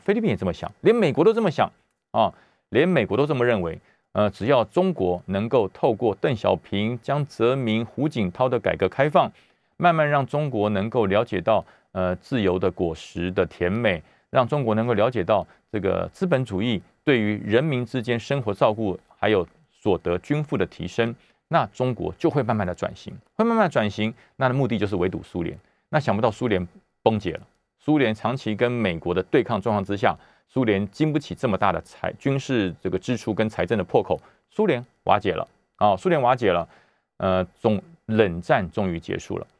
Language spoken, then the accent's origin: Chinese; Taoyuan, Taiwan; 我，我们桃园人也非常地紧张啊